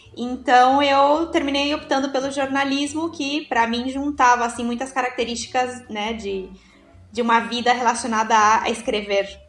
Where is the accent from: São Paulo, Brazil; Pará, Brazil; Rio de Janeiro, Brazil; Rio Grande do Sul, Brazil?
São Paulo, Brazil; moved away as an adult; now in Uruguay; eu vivo no Uruguai, como os, os meninos comentaram, vai fazer já sete anos que eu estou aqui. Mas né, eu sou natural de São Paulo, na realidade